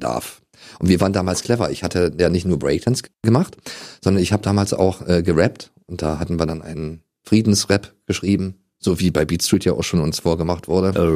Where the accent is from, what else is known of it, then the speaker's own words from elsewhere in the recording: Germany; letzten Endes bin ich ja in der DDR damals groß geworden